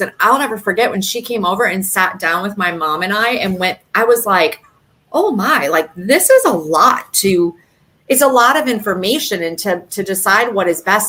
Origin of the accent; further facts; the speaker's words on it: Michigan, United States; now in South Florida, United States; I'm also a Midwest girl at heart from Michigan originally. And but I've also been down here in South Florida for a very long time